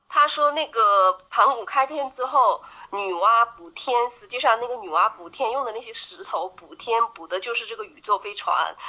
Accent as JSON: {"language": "Chinese", "country": "China", "said": "我们中国人"}